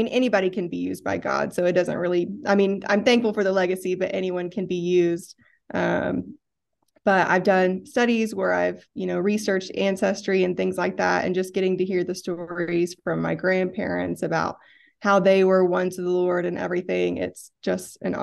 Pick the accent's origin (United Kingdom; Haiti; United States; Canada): United States; Tyler, Texas; I grew up in East Texas, Tyler